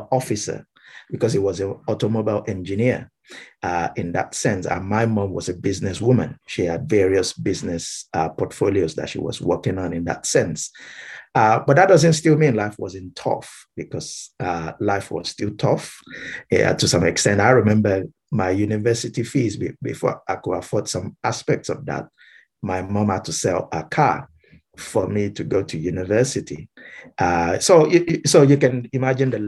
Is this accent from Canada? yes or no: no; Ibadan, Oyo, Nigeria; moved away as an adult; now in United Kingdom; I grew up in Nigeria because I'm from Nigeria. So born and bred Nigerian.